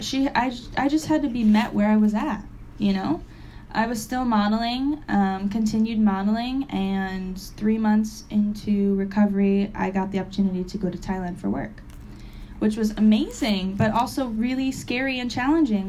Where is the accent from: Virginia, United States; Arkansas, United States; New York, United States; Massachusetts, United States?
Massachusetts, United States; Springfield; I'm from Massachusetts. I'm from Springfield, Mass, it is a, I was lucky enough to live in the suburbs